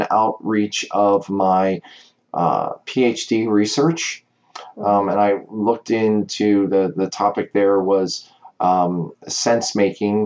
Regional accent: United States; accent: American; also born or lived in Cape May, New Jersey; I'm American

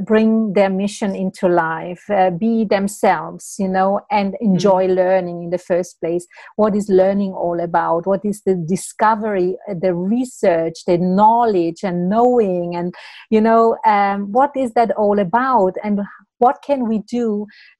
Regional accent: Italy; moved away as an adult; also born or lived in Switzerland; I'm actually originally from Italy. So I moved to Switzerland, and I moved a little bit around

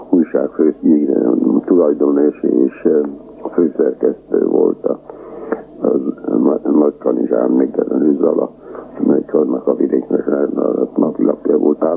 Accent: Transdanubia, Hungary; accent: Transdanubian; first language Hungarian; Magyar vagyok, mert Magyarország a szülőföldem, és mert az anyanyelvem, de legalábbis az apanyelvem és iskolai nyelvem a magyar.

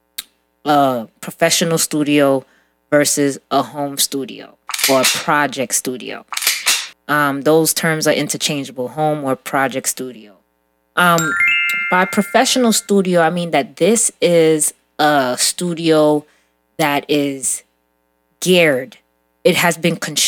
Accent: New York City, New York, United States; growing up in Brooklyn

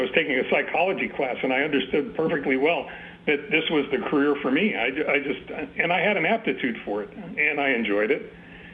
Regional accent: New York City, New York, United States; moved away; also born or lived in Santa Monica, California; we're from Brooklyn

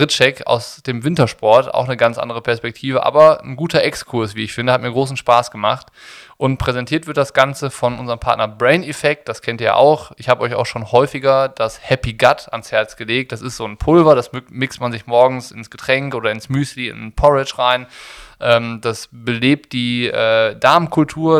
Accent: Rhineland, Germany; ich komme aus dem Rheinland

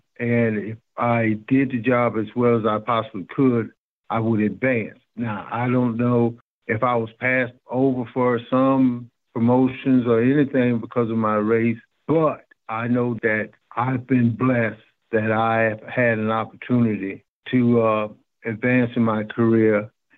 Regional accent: Texas, United States; now in North Carolina, United States; I always used to dream about being a Texas Ranger because I'm from Texas.

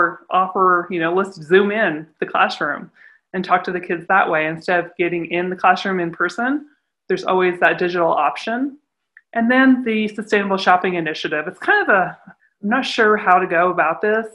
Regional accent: Cheyenne, Wyoming, United States; also born or lived in California; I was born in California, but I was raised all my life in Wyoming

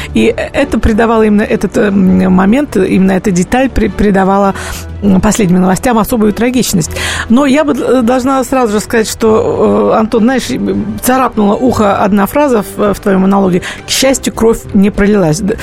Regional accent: Russia; мы, жители России

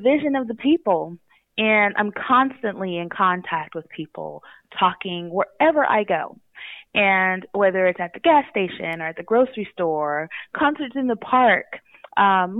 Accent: Los Angeles, California, United States; moved away as an adult; now in Lemon Grove, United States; I am originally from the Los Angeles area, born and raised

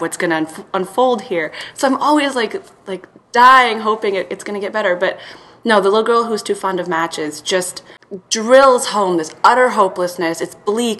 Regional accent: Belgrade, Serbia; moved away; I'm from Serbia, so I saw, would would have seen that in Belgrade, and there's this like um, beautiful old picture house now is closed in our neighborhood there

